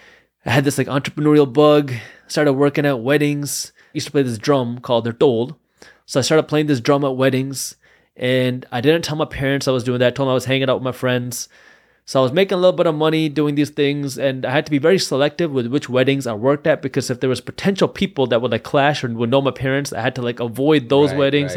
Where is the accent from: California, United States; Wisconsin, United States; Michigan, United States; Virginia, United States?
Michigan, United States; Detroit; And so I was born here in the Metro Detroit area. And growing up, like a lot of first-generation immigrants, my parents were very strict on education.